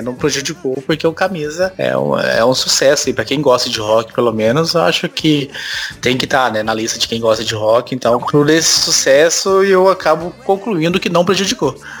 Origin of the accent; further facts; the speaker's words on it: Goiás, Brazil; moved away; eu sou de Goiás, né? Morei lá até oitenta, noventa e sete